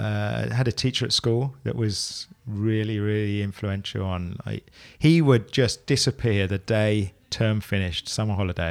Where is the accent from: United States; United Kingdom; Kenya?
United Kingdom; Luton, East of England; now in Milton Keynes, United Kingdom; So Luton originally.